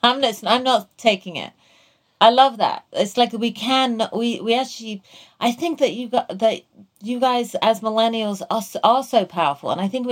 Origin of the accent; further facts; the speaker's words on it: England, United Kingdom; And, you know, I came from England where we had healthcare for everyone.